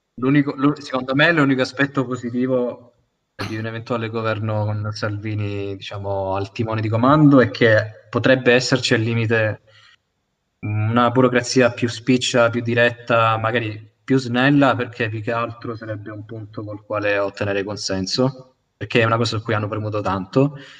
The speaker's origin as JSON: {"language": "Italian", "town": "Milazzo", "region": "Sicily", "country": "Italy", "said": "io sono di Milazzo"}